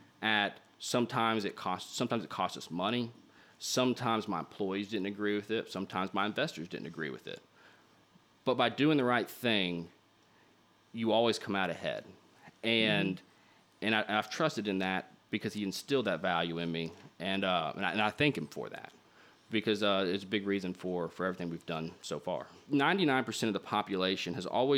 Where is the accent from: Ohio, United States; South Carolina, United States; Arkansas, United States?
Arkansas, United States; Little Rock; also born or lived in New York City; my hometown of Little Rock